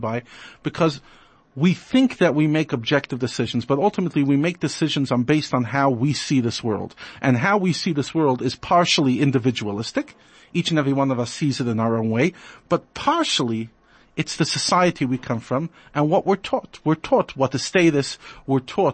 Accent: New York, United States; now in South Africa; I grew up in New York

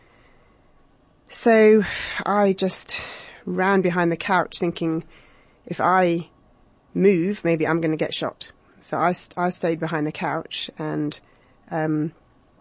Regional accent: London, United Kingdom; moved away as an adult; now in South Africa; I came to this country in 2004 from London, as you might be able to tell from my accent.

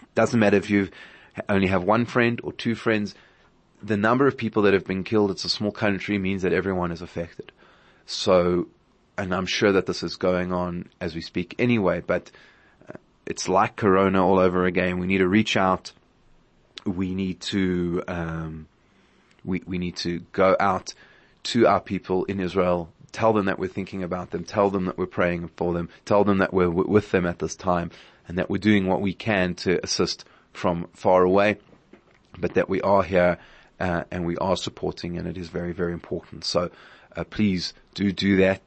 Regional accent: South Africa; as a South African community

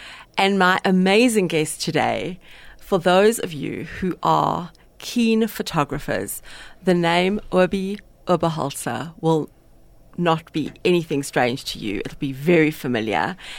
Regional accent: England, United Kingdom; I mean, I am English, but I don't know.

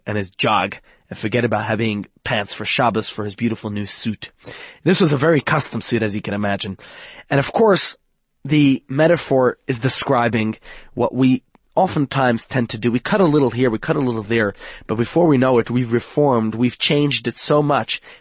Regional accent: New York, United States; moved away; I come from New York

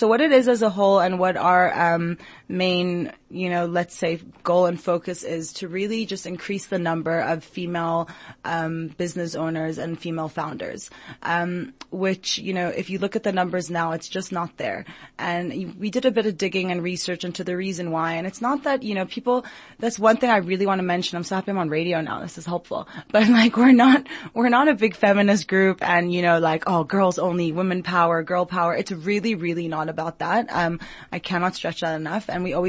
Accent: Jerusalem, Jerusalem District, Israel; also born or lived in Long Island; now in South Africa; So I was born in Long Island, New York, grew up in Jerusalem, Israel, and then ended up in South Africa, actually through study.

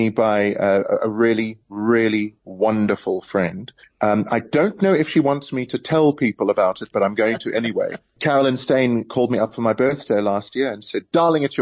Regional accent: South Africa; being a South African with a Tony Award

